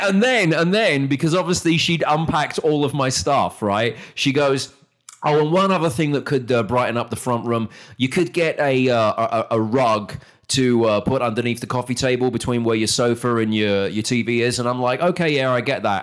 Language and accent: English; United Kingdom; moved away as an adult; now in Texas, United States; as a British person